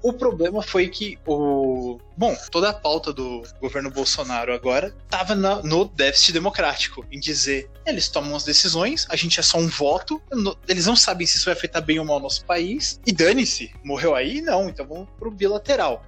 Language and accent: Portuguese; Brazil; aqui o Brasil